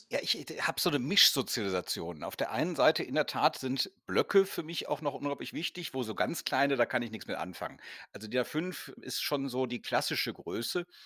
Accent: Rhineland, Germany; ich als Rheinländer finde es immer noch ein bisschen schade, dass dann alles irgendwo nach Berlin gegangen

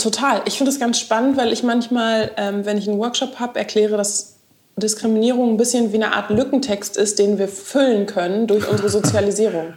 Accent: Berlin, Germany; Ich bin eine echte Berlinerin

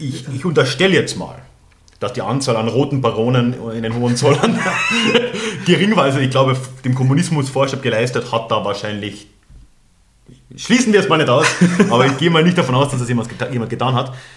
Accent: Austria; moved away as an adult; also born or lived in Germany; so als Österreicher in Deutschland, also ich habe jetzt ja doch sechs Jahre in Deutschland gelebt

